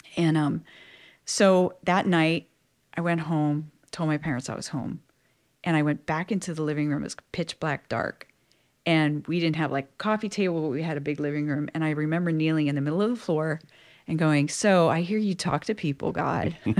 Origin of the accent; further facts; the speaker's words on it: South Louisiana, United States; was born and raised in South Louisiana